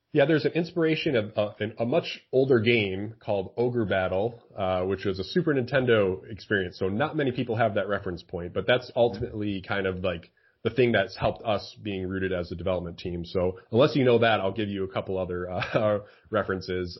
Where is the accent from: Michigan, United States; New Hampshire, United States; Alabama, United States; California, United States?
Michigan, United States; also born or lived in Seattle; I'm from Michigan